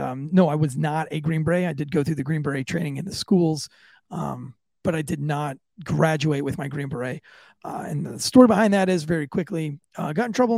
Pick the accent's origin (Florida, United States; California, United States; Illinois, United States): Florida, United States; I am from Florida. Yes, I am from Florida.